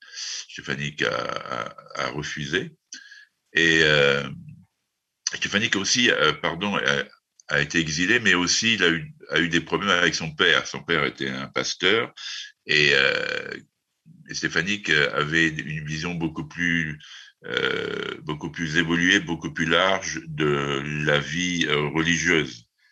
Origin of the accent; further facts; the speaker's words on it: France; en tant que Français